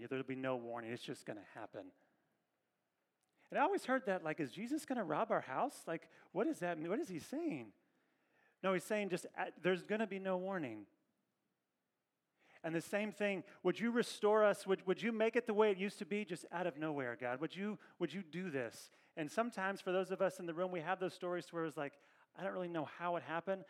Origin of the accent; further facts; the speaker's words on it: Kentucky, United States; now in Northern California, United States; I'm from Kentucky